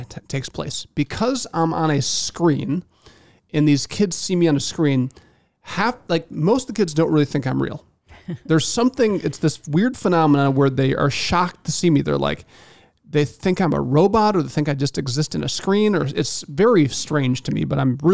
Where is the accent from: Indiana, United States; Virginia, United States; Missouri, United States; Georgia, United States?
Indiana, United States; I'm from Indiana